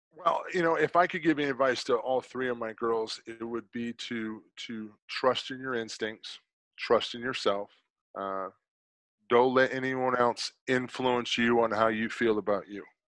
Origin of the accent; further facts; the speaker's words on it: South Carolina, United States; I'm from South Carolina